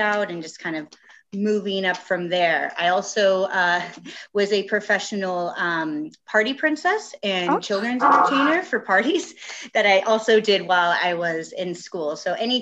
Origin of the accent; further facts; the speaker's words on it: San Diego, California, United States; born and raised in San Diego